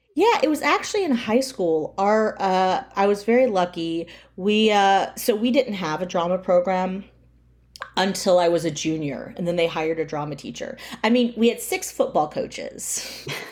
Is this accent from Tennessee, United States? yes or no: no; near Tallahassee, rural North Florida, United States; I grew up near Tallahassee, Florida, in rural North Florida